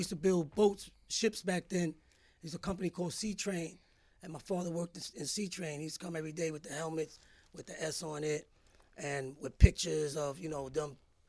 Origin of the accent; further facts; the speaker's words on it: New York City, New York, United States; first language Spanish; English is a second language; also born or lived in Puerto Rico; I was born in Greenpoint Hospital in Brooklyn. And I guess my mom's had put in, she tells us, for projects back then. And they called her when I was a year old. And that's when we moved to Fort Greene, to the projects.